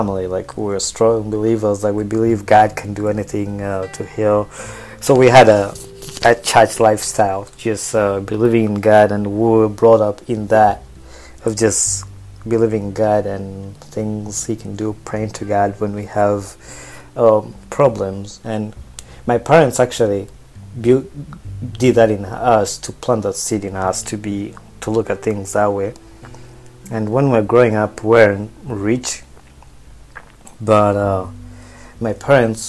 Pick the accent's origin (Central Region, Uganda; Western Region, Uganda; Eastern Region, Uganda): Central Region, Uganda; Wakiso; moved away; also born or lived in Kampala, Uganda; I also grew up in Wakiso. Wakiso is like 10 miles away from Kampala